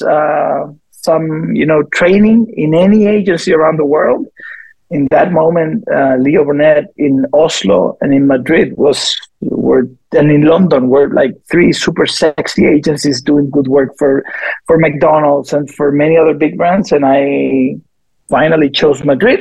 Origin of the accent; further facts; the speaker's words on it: Chile; moved away as an adult; also born or lived in Bogota, Colombia / Puerto Rico / Delano, California; I'm from Chile originally. I was born in Bogota because my parents lived there